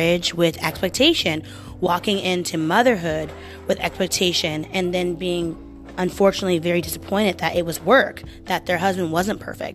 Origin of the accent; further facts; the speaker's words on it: Portland, Oregon, United States; moved away as an adult; now in New York, United States; I am from the Portland area in Oregon. Born and raised